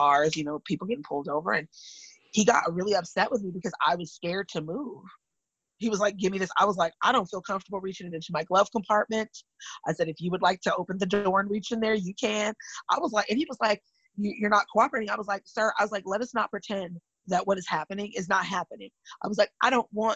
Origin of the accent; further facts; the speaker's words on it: California, United States; I'm from California and my grandparents were mixed race